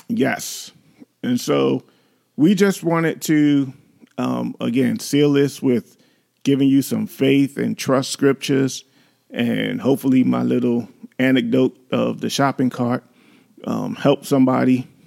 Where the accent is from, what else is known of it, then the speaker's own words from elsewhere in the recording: New York City, New York, United States; you've grown up in the city like we did, we grew up in New York